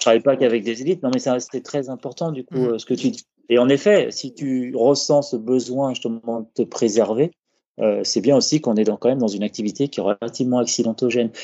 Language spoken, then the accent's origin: French; France; chez nous en France